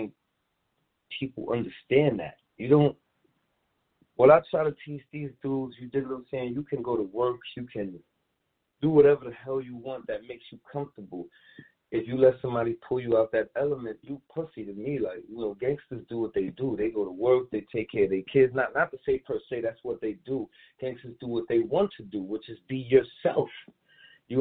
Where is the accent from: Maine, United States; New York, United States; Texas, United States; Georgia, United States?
New York, United States; New York City; I'm originally from Prospect, up the hill. Prospect in Saratoga, the Plazas. That's where I'm originally from, in Brownsville